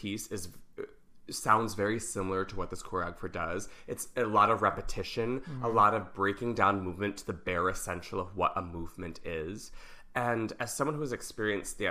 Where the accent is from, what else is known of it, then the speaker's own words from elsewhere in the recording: Pennsylvania, United States; I'm so fucking from Pennsylvania